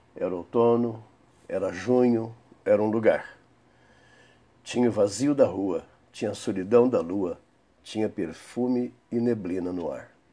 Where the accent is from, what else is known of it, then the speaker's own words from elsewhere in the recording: a city in Minas Gerais, Brazil; now in Campinas, Brazil; da cidade mineira onde nasci